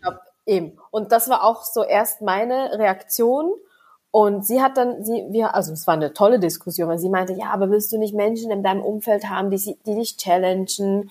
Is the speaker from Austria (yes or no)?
no; Switzerland; Ich bin, wie gesagt, in der Schweiz geboren, aufgewachsen